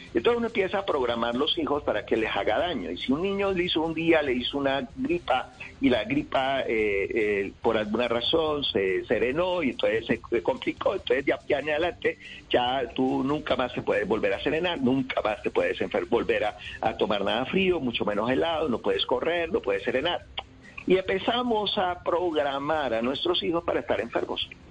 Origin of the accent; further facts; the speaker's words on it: Cali, Valle del Cauca, Colombia; yo llego a Cali, yo soy de Cali